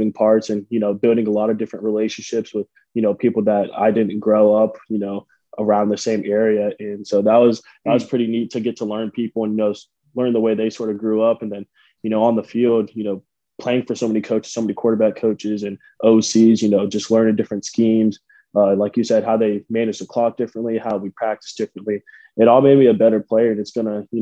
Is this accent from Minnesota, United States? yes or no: no; Tampa, Florida, United States; moved away as an adult; Starting out at South Florida, you know, that was my hometown school.